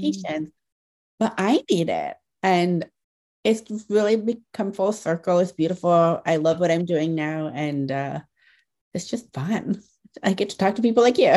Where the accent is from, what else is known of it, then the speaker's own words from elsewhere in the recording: Ohio, United States; I grew up in Ohio